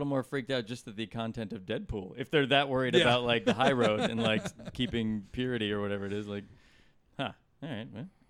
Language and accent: English; San Luis Obispo, California, United States; I did not grow up in Los Angeles, but I am from California. What area did you grow up in? I am from San Luis Obispo, which is 200 miles or so north.